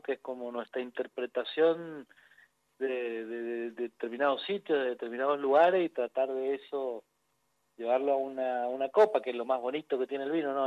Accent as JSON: {"language": "Spanish", "region": "Mendoza", "country": "Argentina", "said": "Los mendocinos todos tenemos que ver algo con el vino"}